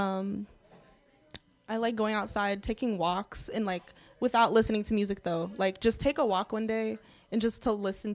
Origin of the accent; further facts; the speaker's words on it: United States; being Arab American